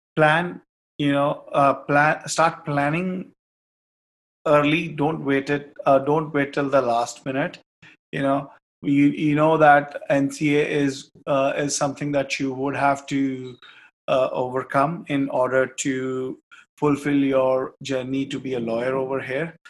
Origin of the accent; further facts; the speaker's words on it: Kapurthala, Punjab, India; moved away as an adult; also born or lived in Australia; now in Canada; And uh, in Punjab, I'm from a very small city known as Kapurthala, which is also known as City of Palaces.